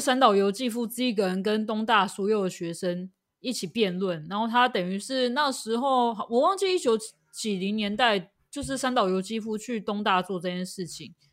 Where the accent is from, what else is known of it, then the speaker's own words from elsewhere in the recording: Taiwan; 我们台湾人应该都很熟悉的一部经典作品，叫做《蓝色大门》